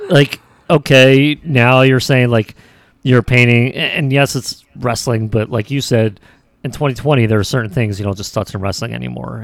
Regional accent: United States; as Americans

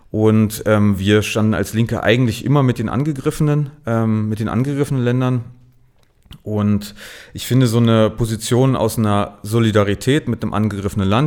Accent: Berlin, Germany; Ich, ich bin ja gebürtiger Ostberliner, war aber zum Studium in Marburg

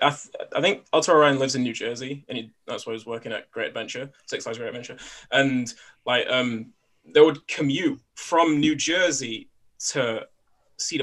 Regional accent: United Kingdom; me being British

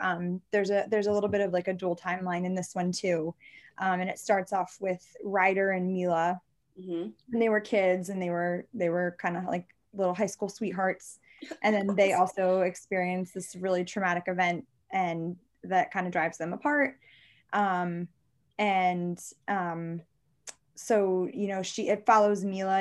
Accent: Maryland, United States; I'm from Maryland

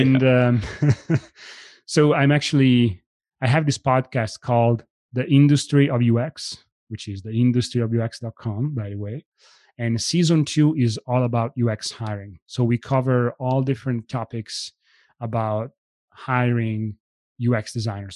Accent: Italy; moved away as an adult; now in United States; I was born and raised in Italy.

